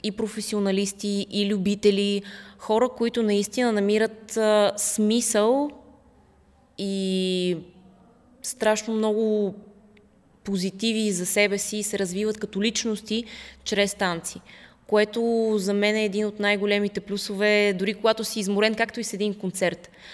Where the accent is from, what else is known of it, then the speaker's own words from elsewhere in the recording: Russia; also born or lived in Netherlands; now in Bulgaria; аз по принцип съм в, от Русия и там съм си изкарала детството